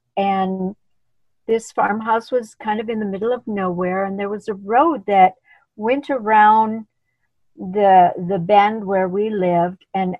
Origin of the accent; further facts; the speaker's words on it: India; moved away; when I came from India, they welcomed me onto their team